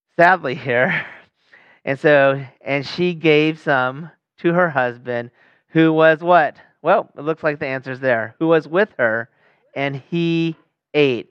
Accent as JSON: {"language": "English", "town": "Sacramento", "region": "California", "country": "United States", "tie": "born or raised there", "said": "my hometown, Sacramento"}